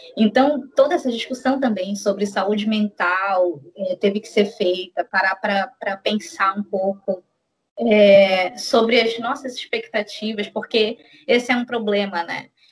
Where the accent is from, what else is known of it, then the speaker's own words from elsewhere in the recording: Belém, Pará, Brazil; sou de Belém do Pará